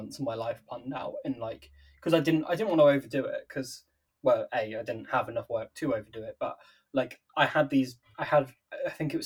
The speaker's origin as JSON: {"language": "English", "town": "Nottingham", "region": "East Midlands", "country": "United Kingdom", "said": "I'm from Nottingham"}